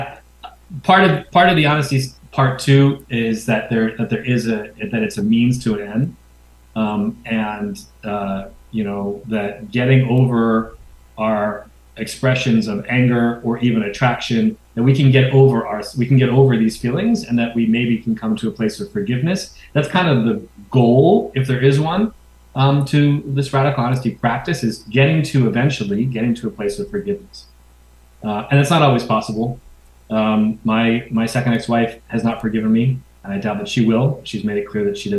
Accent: New York City, New York, United States; I grew up in New York City.

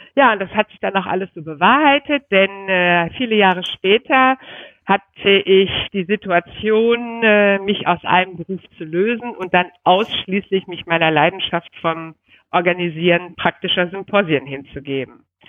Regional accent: North Rhine-Westphalia, Germany; moved away as an adult; now in Berlin, Germany; als Rheinländerin, vor allen Dingen als reitende Rheinländerin

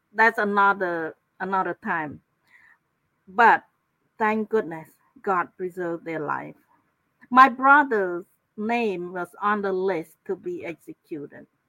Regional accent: Cambodia; moved away as an adult; also born or lived in Thailand; now in United States; my my hometown is is in the province that adjacent to Thai border.

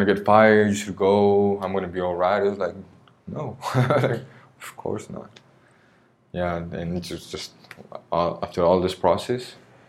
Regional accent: Oaxaca, Mexico; English is a second language; also born or lived in Veracruz / United States; now in Mérida, Mexico; And the longest part of my life I've lived in the places in Oaxaca

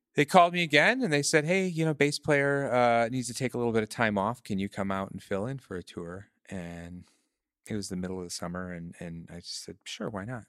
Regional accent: Michigan, United States; moved away as an adult; also born or lived in Chicago / New York; I'm from Michigan, um, I left, uh, when I was about twenty years old

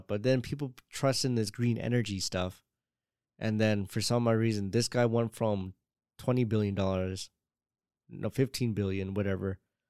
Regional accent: Jamaica; That it's really hard to really say. I'm Jamaican.

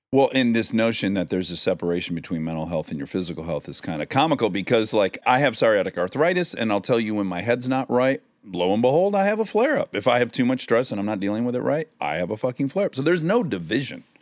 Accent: United States; I'm an American. It's part of my identity

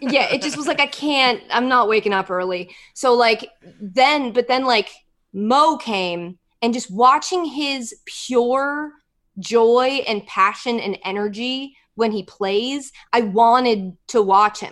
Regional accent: United States; I'm American

